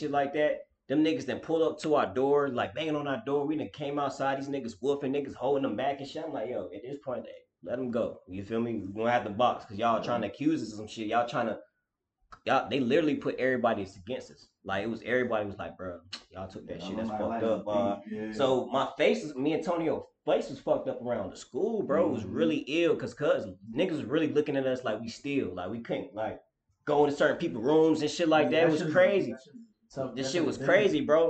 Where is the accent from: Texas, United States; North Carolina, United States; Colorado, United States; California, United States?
North Carolina, United States; Durham; I grew up, was raised in Durham